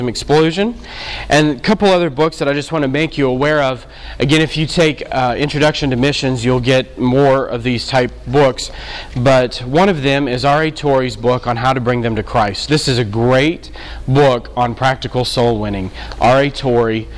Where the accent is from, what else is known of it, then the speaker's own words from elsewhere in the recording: New Orleans, Louisiana, United States; we're from New Orleans, so we've been in all of it.